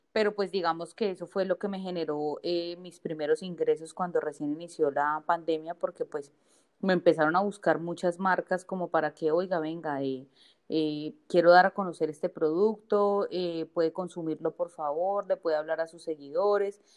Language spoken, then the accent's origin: Spanish; Bogotá, Colombia; moved away as an adult; now in Villavicencio, Colombia; yo nací en Bogotá y me vine a vivir acá a Villavicencio hace más o menos como unos 12 años